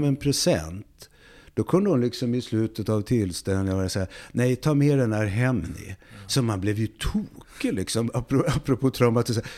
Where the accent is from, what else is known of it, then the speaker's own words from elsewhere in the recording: Uppsala, Uppsala County, Sweden; Jag är född i Uppsala